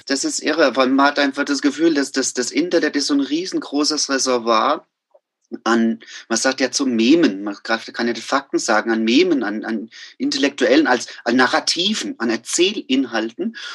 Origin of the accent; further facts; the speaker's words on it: Amorbach, Bavaria, Germany; also born or lived in Miltenberg / Frankfurt am Main; now in Tübingen, Germany; ich komme ja aus Amerbach im Odenwald